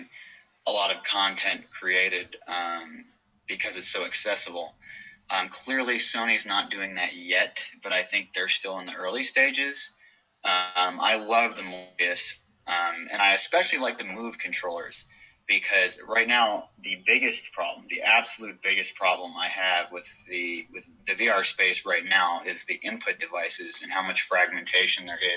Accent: Stockton, California, United States; now in Bay Area, United States; I grew up in the Central Valley, in Stockton

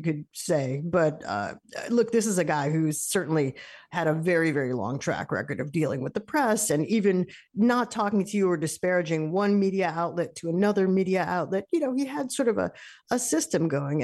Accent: New York, United States; now in Massachusetts, United States; I'm a New Yorker.

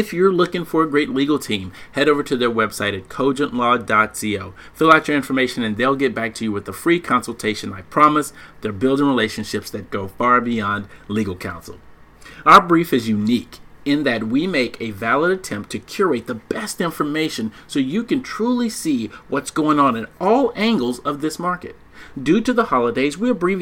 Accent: Dallas, Texas, United States; now in Washington, D.C. area, United States; I'm originally from Dallas, even though I live in Redskins land

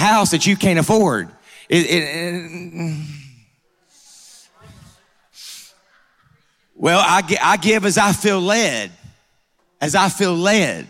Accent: Georgia, United States; I'm from Georgia

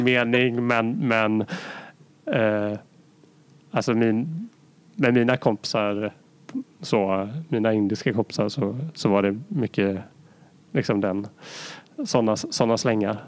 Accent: Sweden; som svensk

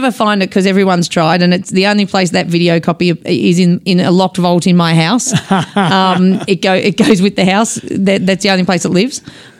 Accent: Dingley Village, Victoria, Australia; also born or lived in Glen Waverley; So we went there even though we lived in Dingley actually when we first started. Oh, we grew up in Dingley.

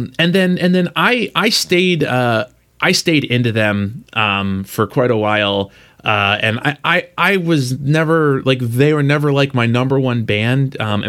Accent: Philadelphia, Pennsylvania, United States; I grew up in Philly.

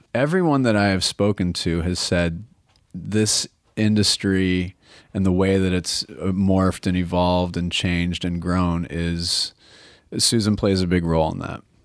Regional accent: Portland, Oregon, United States; I'm from Portland, and I love Portland.

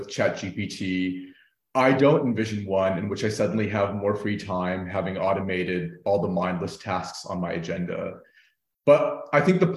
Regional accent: United States; now in Berlin, Germany; I'm an Indian-American man joining in from Berlin

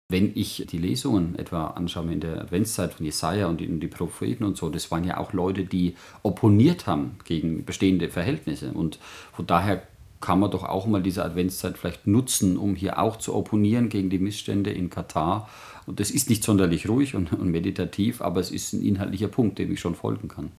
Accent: Germany; als, als Deutsche

